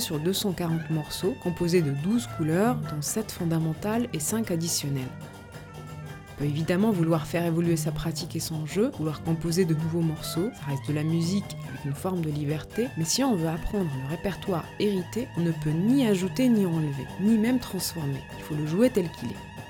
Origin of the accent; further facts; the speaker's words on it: Morocco; moved away; j'ai eu besoin de faire un voyage retour au Maroc, mon pays natal, 13 ans après en être parti